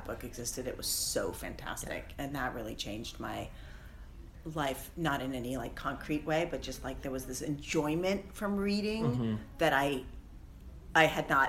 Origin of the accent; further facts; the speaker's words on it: Seattle, Washington, United States; I grew up in Seattle in my teenage years